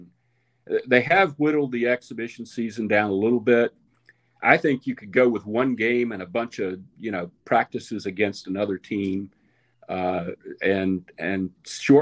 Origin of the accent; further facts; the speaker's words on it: Charlotte, North Carolina, United States; moved away; I'm from Charlotte. My mom's 96. I get down there once a month or so